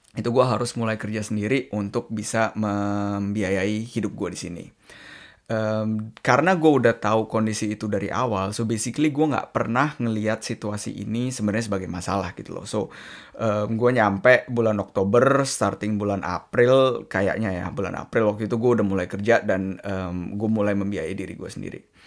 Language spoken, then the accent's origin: Indonesian; Indonesia; moved away; gue dari Indonesia